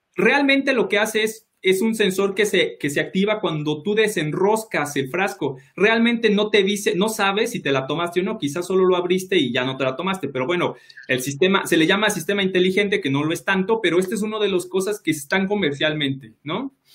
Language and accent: Spanish; Mexico City, Mexico; yo soy de Iztapalapa